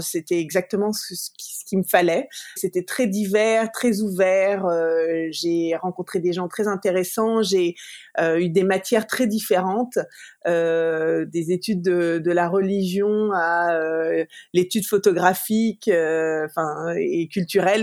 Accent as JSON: {"language": "French", "town": "Paris", "region": "Île-de-France", "country": "France", "tie": "born or raised there", "moved": "as an adult", "lives_now": "United States", "said": "je suis née, j'ai grandi à Paris"}